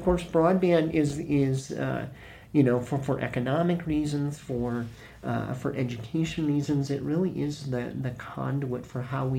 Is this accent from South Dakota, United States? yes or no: yes; South Dakota, United States; moved away as an adult; also born or lived in Seattle; now in Missoula, United States; I was born and raised in South Dakota. I went away to college and studied literature. Lived in Seattle in the mid 90s.